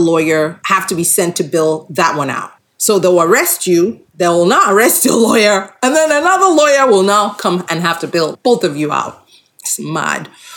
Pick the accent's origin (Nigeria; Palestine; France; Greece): Nigeria; we're Nigerian